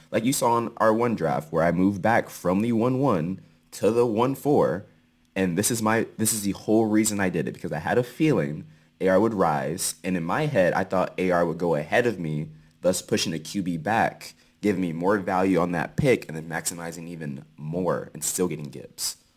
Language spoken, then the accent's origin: English; Seattle, Washington, United States